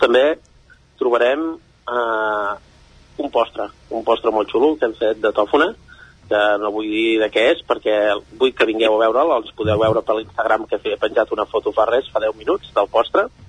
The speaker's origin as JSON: {"language": "Catalan", "town": "Castellterçol", "region": "Catalonia", "country": "Spain", "said": "jo soc procedent de Castellterçol"}